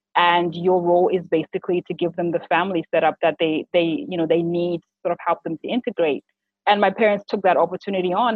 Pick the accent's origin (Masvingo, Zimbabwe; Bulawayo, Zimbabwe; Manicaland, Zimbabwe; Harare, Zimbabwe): Harare, Zimbabwe; moved away as an adult; also born or lived in United States / United Arab Emirates; now in Dubai, United Arab Emirates; Born and raised in Zimbabwe, so I'm a Harare girl all the way.